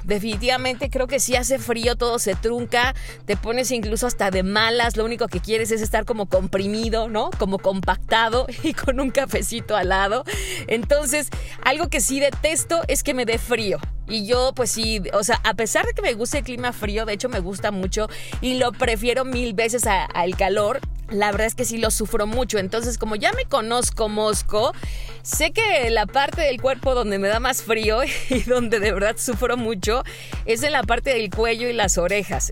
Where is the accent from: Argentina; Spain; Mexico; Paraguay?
Mexico; la única mexa ahí